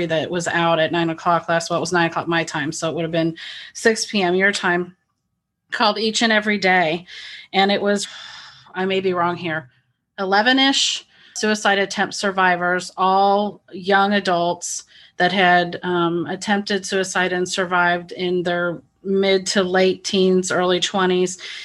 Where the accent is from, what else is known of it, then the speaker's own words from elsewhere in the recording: Midwest, United States; I was raised in the Midwest as well